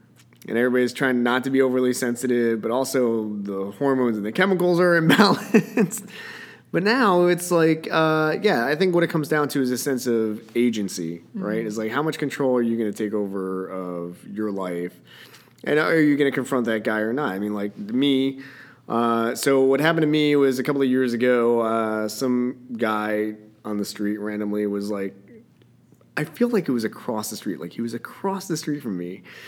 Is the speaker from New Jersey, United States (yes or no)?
yes; New Jersey, United States; That's because I'm from Jersey, and I think I'm a little bit of a dick when it comes to that.